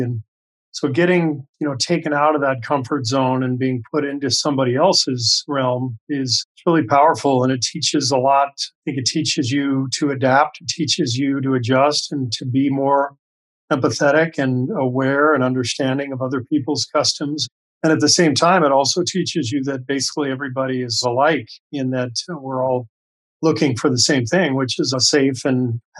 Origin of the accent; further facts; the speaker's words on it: Los Angeles, California, United States; also born or lived in Beirut, Lebanon / Cairo, Egypt; so I was born in Beirut, Lebanon, and spent quite a bit of time overseas. Our home base was Los Angeles. My dad was a professor at UCLA for 20 years through most of my childhood